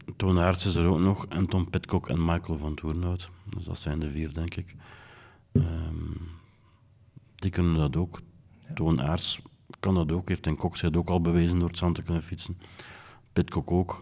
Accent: Belgium; Ik ben Belgen

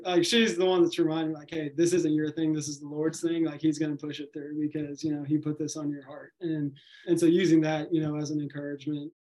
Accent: Nashville, Tennessee, United States; I grew up in Nashville

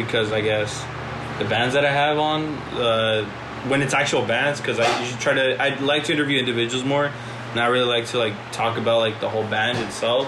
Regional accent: Los Angeles, California, United States; growing up in South Central

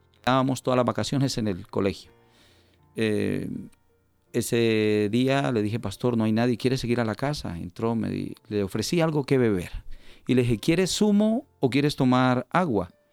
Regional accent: Colombia; moved away as an adult; also born or lived in Valencia, Spain; now in Spain; nací en el país de Colombia, eh, mis padres también natales de Colombia. Eh, ingresé aquí a España en el año 2000.

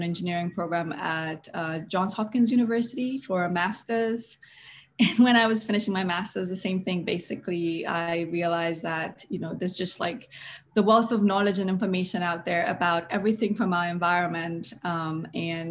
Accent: Kampala, Central Region, Uganda; moved away; I grew up in Kampala in Makindye with my sisters and my parents.

